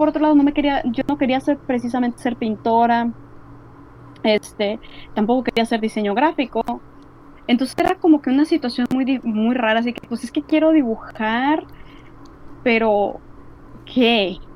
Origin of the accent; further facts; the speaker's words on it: Monterrey, Nuevo León, Mexico; Además, digo, bueno, somos de Monterrey.